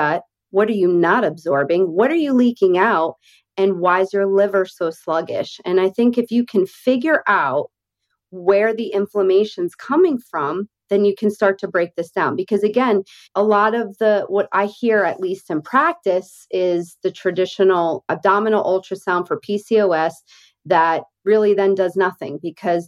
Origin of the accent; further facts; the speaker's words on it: Northeast, United States; now in Deep South, United States; I grew up in the Northeast